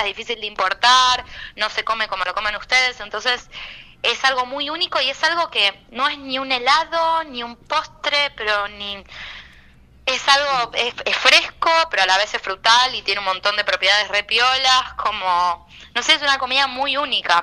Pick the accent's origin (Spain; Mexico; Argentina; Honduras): Argentina; Buenos Aires; yo soy porteña